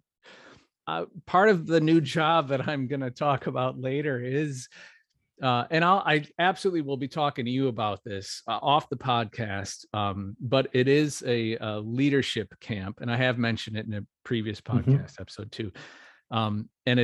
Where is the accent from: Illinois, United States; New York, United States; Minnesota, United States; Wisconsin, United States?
Wisconsin, United States; moved away as an adult; I'm from Wisconsin. We have a small town called New Berlin